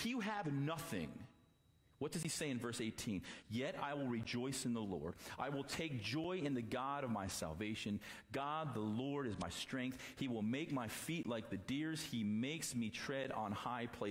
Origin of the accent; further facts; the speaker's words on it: United States; I'm an American